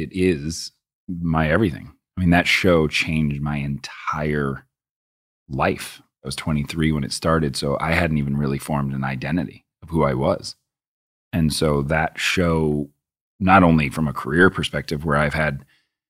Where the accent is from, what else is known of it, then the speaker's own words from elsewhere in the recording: Boston, Massachusetts, United States; I grew up in Boston